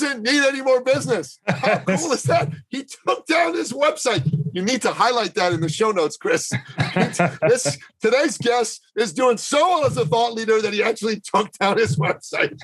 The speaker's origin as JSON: {"language": "English", "country": "Canada", "moved": "yes", "said": "my home country of Canada"}